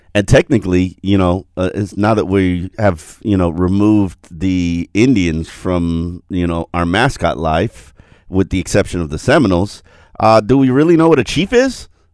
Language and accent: English; Jamaica; also born or lived in Brickell, Miami; I'm Jamaican